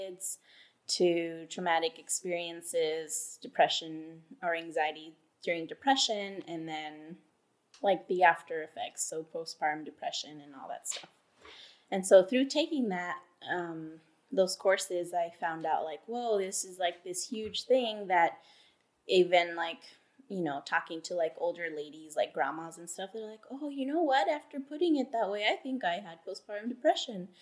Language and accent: English; Texas, United States; moved away as an adult; also born or lived in Anchorage, Alaska; now in Alaska, United States; I am originally from Texas, living here in Alaska for about 8 years now